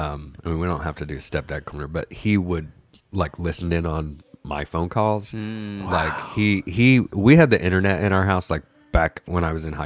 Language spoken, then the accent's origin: English; Bloomington, Indiana, United States; also born or lived in Littleton, Colorado / Bedford, Indiana; we moved to Indiana when I was two. And, okay. Lived in Bedford.